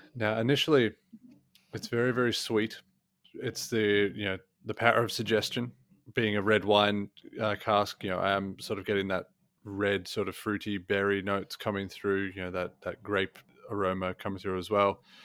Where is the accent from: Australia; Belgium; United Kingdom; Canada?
Australia; growing up in Australia